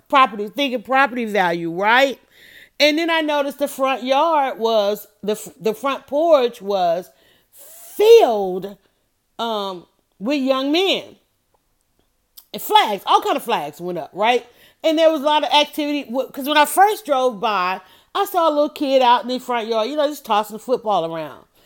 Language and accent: English; Atlanta, Georgia, United States; I grew up in Atlanta